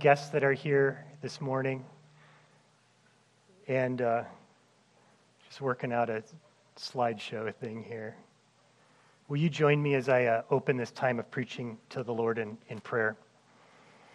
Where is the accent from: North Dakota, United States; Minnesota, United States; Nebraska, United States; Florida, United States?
Minnesota, United States; my years growing up in Minnesota.